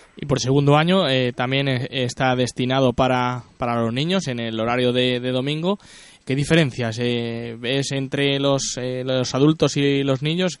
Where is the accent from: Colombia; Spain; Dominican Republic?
Spain; Illescas, Castilla-La Mancha; nuestra localidad de, de Illescas